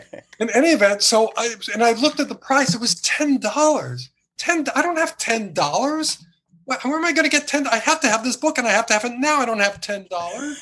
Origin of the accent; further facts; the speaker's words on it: Fullerton, California, United States; in Orange County, where I grew up, I grew up in Fullerton, gateway to Anaheim